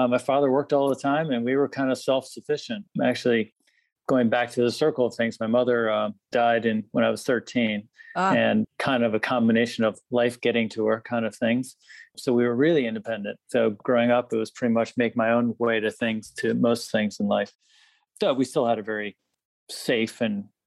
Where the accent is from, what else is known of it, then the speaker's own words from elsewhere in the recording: Washington, District of Columbia, United States; Suburban D.C. So I was sort of grew up in a political world